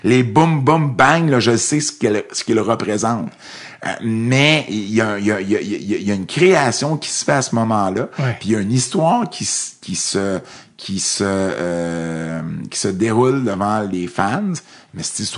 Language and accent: French; Montreal, Quebec, Canada; Moi, je viens de Montréal, une vraie ville.